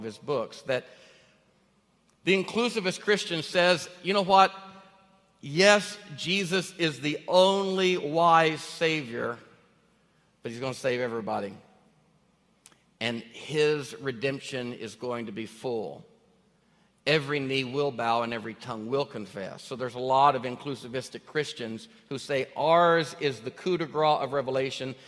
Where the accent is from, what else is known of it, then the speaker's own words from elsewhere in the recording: Northeast Arkansas, United States; now in Tennessee, United States; I grew up in Arkansas